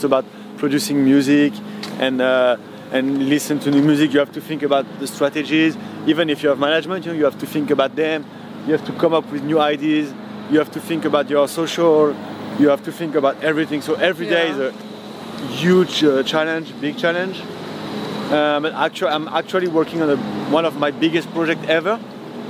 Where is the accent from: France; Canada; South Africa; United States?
France; Paris, Île-de-France; I'm from Paris, and that's the city of the mode